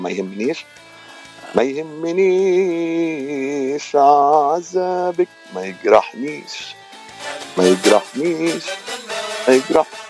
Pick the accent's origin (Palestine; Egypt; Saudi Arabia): Palestine; moved away as an adult; also born or lived in San Francisco, United States; now in Los Angeles, United States; من فلسطين آه صار لي بالاغتراب من 2002 تقريبا 20 سنه